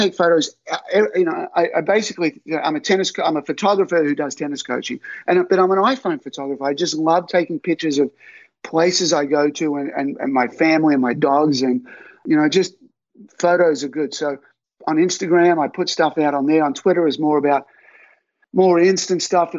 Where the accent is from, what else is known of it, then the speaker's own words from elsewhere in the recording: Albury, New South Wales, Australia; I grew up in Forest Hill Avenue and, you know, you couldn't hope for a better childhood. You know, you're riding your bike around everywhere. You're in a country town